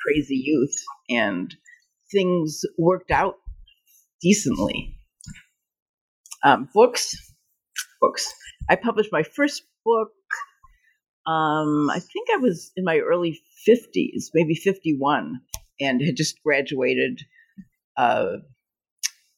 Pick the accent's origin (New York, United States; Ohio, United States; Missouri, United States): Ohio, United States; Cleveland; moved away as an adult; also born or lived in Pittsburgh / Ithaca; now in Chicago, United States; I grew up in Cleveland, lived there for about 18 years